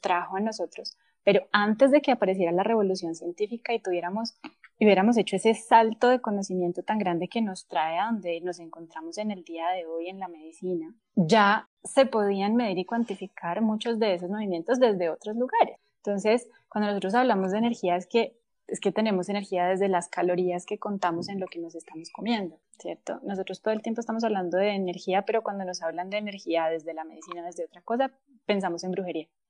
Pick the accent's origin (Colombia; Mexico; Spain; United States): Colombia; nosotros somos colombianos